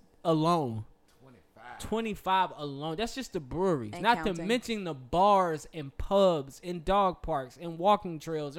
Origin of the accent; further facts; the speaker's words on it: Charlotte, North Carolina, United States; I'm from Charlotte.